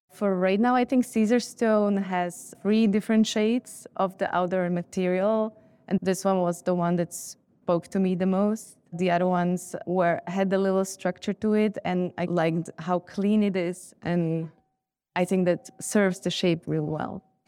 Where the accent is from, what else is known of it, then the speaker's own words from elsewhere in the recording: Bratislava, Bratislava Region, Slovakia; moved away; I grew up in Bratislava